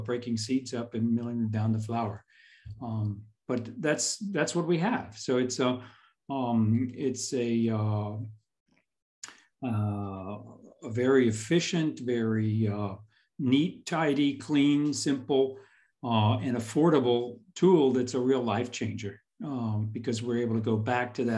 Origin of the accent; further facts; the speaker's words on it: Houston, Texas, United States; moved away as an adult; also born or lived in central Illinois; now in Otzberg, Germany; I grew up in Houston